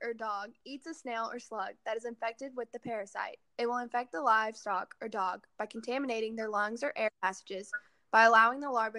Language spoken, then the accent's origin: English; a small town outside of Dallas, Texas, United States; I am from a small town outside of Dallas, Texas.